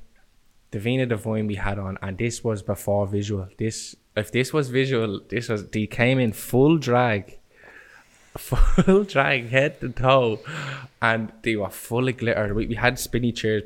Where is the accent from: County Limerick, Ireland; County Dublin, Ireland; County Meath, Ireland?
County Dublin, Ireland; Dublin; Me and Monks are from the same estate. So we're both from Jogstown. But we were always playing football together on the streets